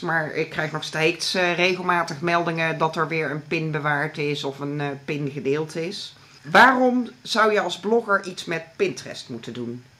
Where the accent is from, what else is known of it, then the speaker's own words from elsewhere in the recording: North Brabant, Netherlands; ik kom zelf ook uit het Brabantse